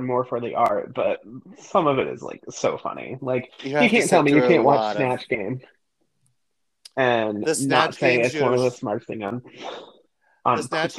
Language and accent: English; Chicago, Illinois, United States; I'm from Chicagoland